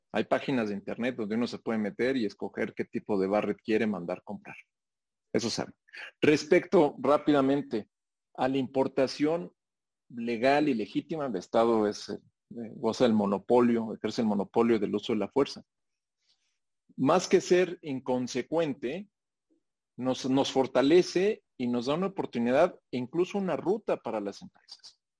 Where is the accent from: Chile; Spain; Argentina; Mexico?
Mexico